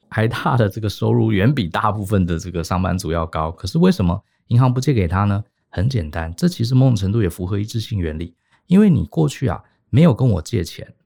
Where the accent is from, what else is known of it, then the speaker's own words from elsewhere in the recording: Taiwan; 我们台湾人跟日本人这点很像啊，就是我们从小受一个教育，就是不要麻烦别人